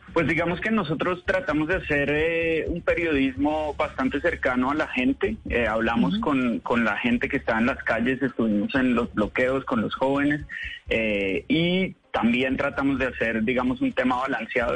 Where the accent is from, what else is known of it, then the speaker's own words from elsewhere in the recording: Colombia; now in United States; Yo soy colombiano, eh, el equipo con el que yo trabajo en Vice News es colombiano, aunque vivimos en Estados Unidos